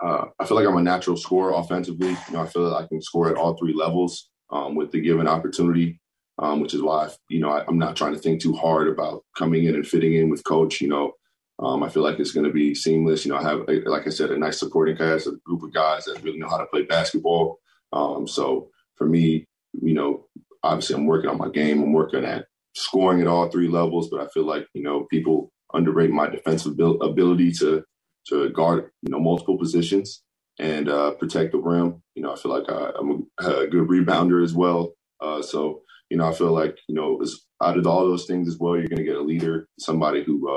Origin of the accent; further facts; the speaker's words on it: Florida, United States; also born or lived in Hill Air Force Base, Utah; I'm a Florida boy, but I was born in Hill Air Force Base, right up the road from Salt Lake. So, as I said, I'm a military baby, Air Force baby